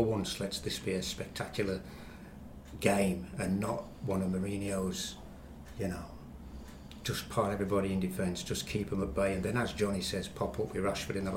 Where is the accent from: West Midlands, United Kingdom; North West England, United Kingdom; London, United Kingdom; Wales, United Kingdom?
West Midlands, United Kingdom; Walsall; moved away; I was born and bred in Walsall